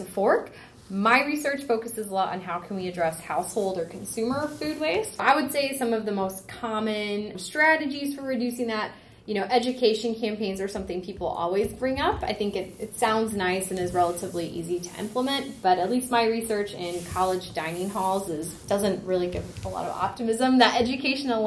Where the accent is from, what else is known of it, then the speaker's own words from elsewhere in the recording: Texas, United States; moved away as an adult; also born or lived in Oklahoma / Urbana-Champaign, Illinois; now in Indiana, United States; I grew up in Texas